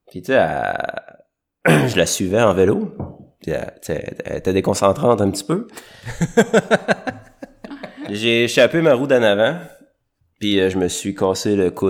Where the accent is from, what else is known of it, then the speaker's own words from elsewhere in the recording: Quebec City, Quebec, Canada; Par chez nous à Beauport, on disait qu'on se bêchait